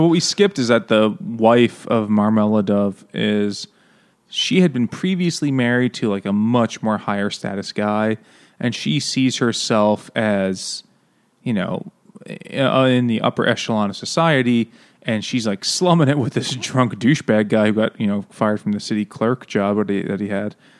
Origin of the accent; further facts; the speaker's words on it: New York City, New York, United States; I'm from Queens.